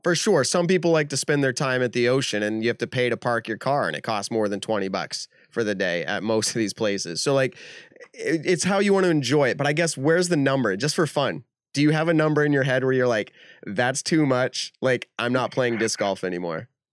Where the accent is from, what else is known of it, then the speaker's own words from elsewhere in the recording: New England, United States; we're from New England